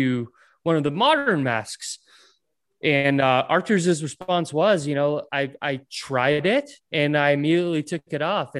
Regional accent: Ventspils, Latvia; first language Latvian; English is a second language; moved away; I was born in Latvia in a city called Ventspils. At that time growing up, we didn't have an ice rink

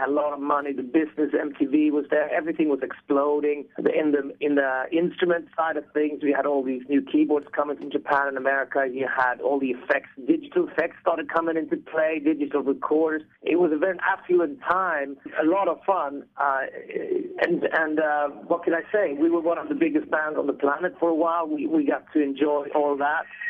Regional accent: Stockholm, Stockholm County, Sweden; we're guys from Stockholm, Sweden

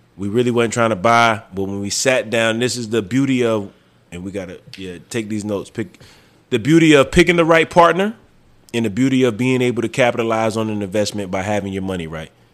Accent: the South, United States; moved away; also born or lived in New Mexico; I'm from the South

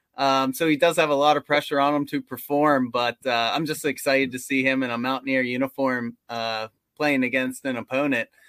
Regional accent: West Virginia, United States; we're from West Virginia, we have season tickets to W, W V U games, but we live closer to Pittsburgh than we do Morgantown

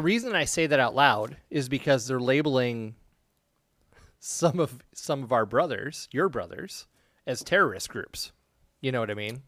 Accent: United States; being an American

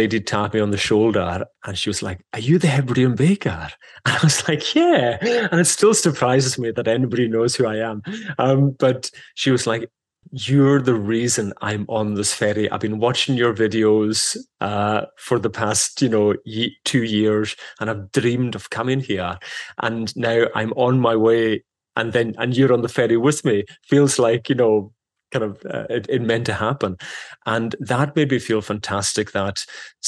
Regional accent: Isle of Lewis, Scotland, United Kingdom; first language Scottish Gaelic; English is a second language; growing up on the Isle of Lewis

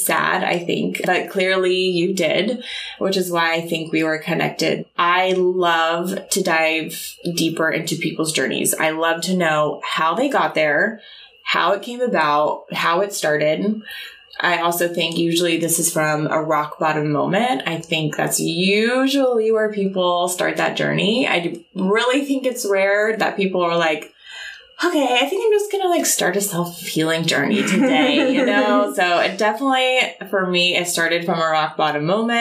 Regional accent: Oklahoma City, Oklahoma, United States; moved away; I'm from Oklahoma City

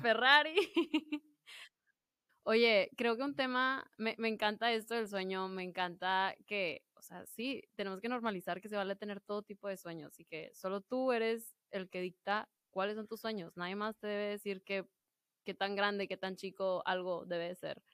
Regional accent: Piedras Negras, Coahuila, Mexico; estoy en mi hermoso pueblo de Piedras Negras, Coahuila

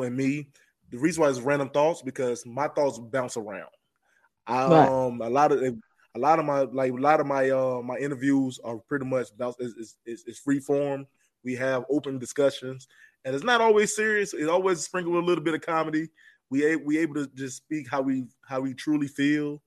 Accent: the South, United States; I'm from the South

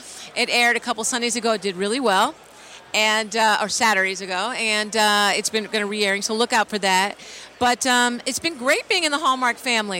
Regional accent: Philadelphia, Pennsylvania, United States; now in Los Angeles, United States; of course I'm from Philly, so I bleed Eagle Green

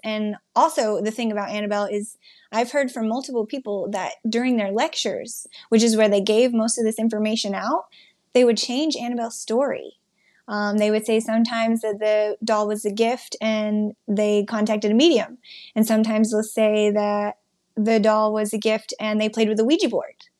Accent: Wyoming, United States; I'm from Wyoming

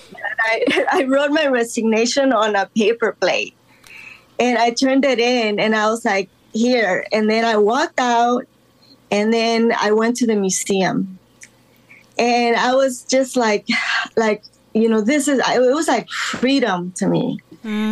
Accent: Los Angeles, California, United States; also born or lived in Guatemala; I was uh, born in Guatemala, but I was raised in Los Angeles since the age of 10

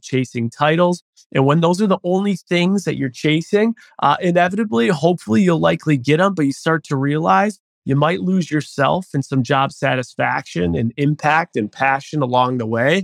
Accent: Buffalo, New York, United States; moved away; born and raised in Buffalo, New York

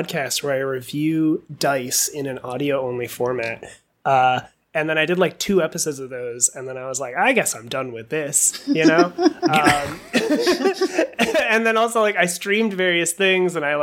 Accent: New Jersey, United States; I'm from New Jersey

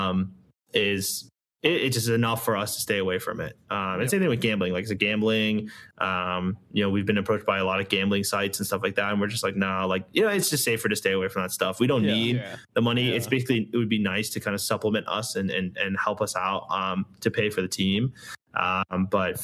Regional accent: United States; I grew up here. I was born here, you know, in right outside of DC.

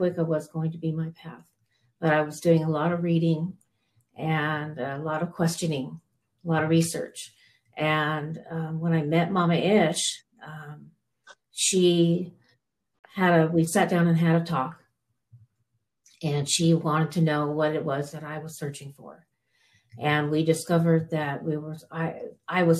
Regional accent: Northern California, United States; moved away as an adult; now in Colorado, United States; I was from Northern California

